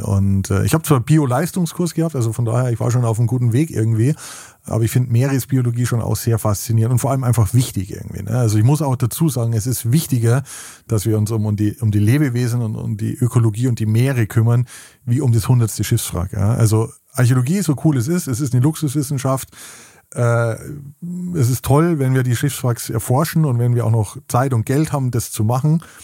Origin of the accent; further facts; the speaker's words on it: Weitsee, Bavaria, Germany; now in Baltic Sea coast, Germany; Ich komme aus den Bergen, äh, wie man vielleicht hört. Ich bin äh, am Weichensee, einem wunderschönen Bergsee, äh, aufgewachsen